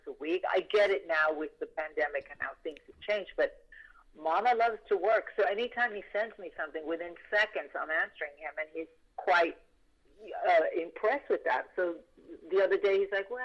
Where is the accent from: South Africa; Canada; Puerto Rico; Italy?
Puerto Rico; When I was growing up in Puerto Rico